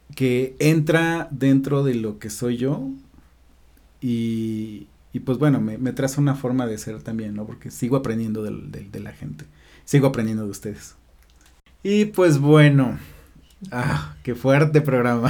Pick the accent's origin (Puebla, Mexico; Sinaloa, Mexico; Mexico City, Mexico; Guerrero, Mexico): Puebla, Mexico; En Puebla, en la Cruz Roja